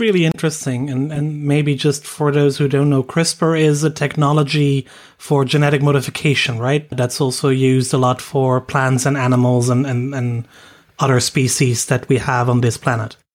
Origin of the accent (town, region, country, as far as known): Netherlands